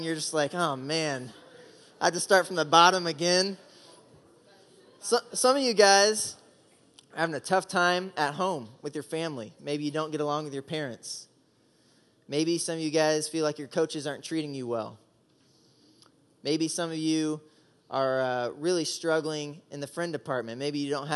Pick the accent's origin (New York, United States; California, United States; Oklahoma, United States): Oklahoma, United States; moved away as an adult; also born or lived in Indiana; I grew up in Oklahoma